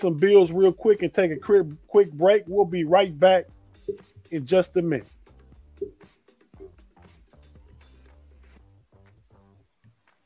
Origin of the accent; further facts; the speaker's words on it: Northwest Ohio, United States; we're from Northwest Ohio, the western part of Ohio